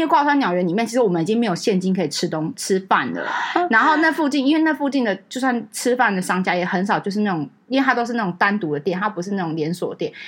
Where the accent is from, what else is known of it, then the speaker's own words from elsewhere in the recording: Taiwan; 我们是台湾来